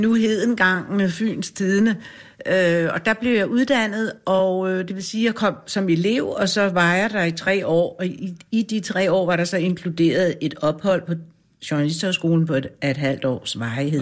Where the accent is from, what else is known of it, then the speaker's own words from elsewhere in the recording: Grønholt, Capital Region of Denmark, Denmark; I Grønholdt ved Fredensborg